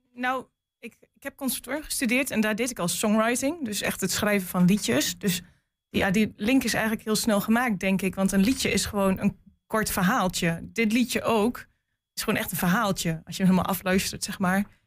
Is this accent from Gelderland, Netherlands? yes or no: no; Geesteren, Overijssel, Netherlands; also born or lived in Almelo; ik kom eigenlijk uit Geesteren. En ik ging in Almelo naar school.